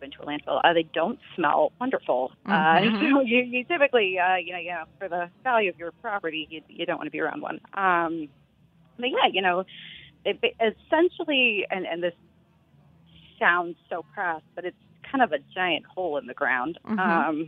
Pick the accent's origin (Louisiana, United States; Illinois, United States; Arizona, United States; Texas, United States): Texas, United States; Austin; I grew up in Texas in Austin